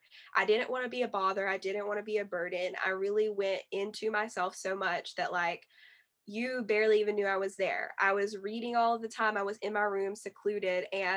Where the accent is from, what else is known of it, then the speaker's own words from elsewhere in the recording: the South, United States; And I'm in the Bible Belt as well in the South. So, you know, like growing up in the Bible Belt in the South, at, you know, growing up in a Christian household